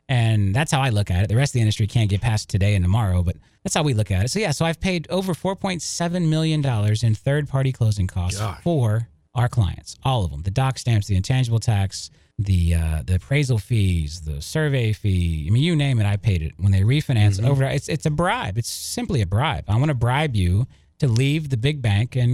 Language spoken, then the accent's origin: English; Lakeland, Florida, United States; moved away; I grew up in Lakeland. I went to high school in Lakeland. You know, Lakeland is my hometown